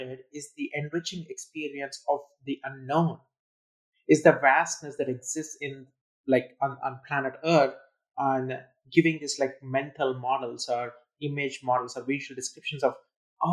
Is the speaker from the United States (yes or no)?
no; India; I was growing up in India